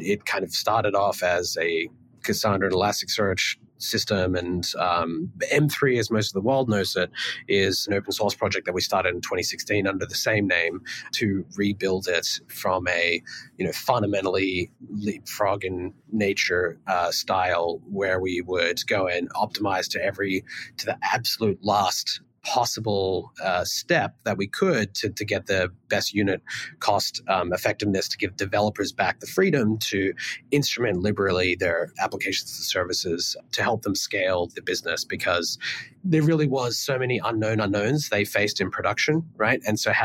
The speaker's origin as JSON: {"language": "English", "country": "Australia", "also_born_or_lived": "Melbourne", "moved": "as an adult", "lives_now": "United States", "said": "I came from Australia"}